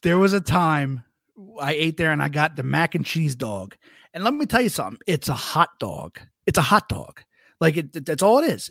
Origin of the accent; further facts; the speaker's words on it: Camden County, New Jersey, United States; I am from Jersey. Uh, I am from, uh, Camden County, right outside of, uh, Philly.